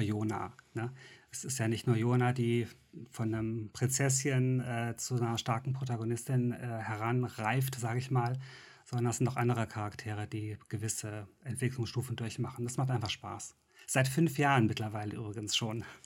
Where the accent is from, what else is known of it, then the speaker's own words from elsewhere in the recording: Mönchengladbach, North Rhine-Westphalia, Germany; Wir hatten so eine mhm. Stadtbibliothek in Mönchengladbach